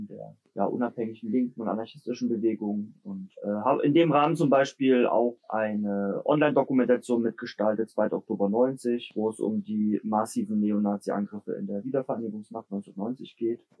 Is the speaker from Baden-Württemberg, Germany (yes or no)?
no; Leipzig, Saxony, Germany; now in Jena, Germany; Ich komme aus Leipzig und genau wohne noch in Jena